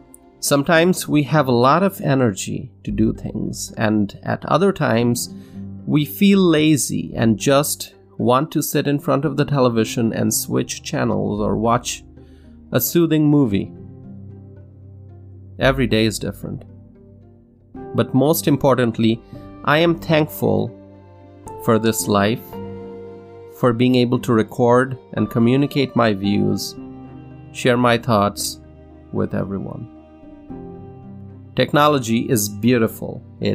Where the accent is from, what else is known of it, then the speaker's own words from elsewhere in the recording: Wisconsin, United States; In my home state of Wisconsin, riots and looting have caused devastation on State Street near downtown Madison.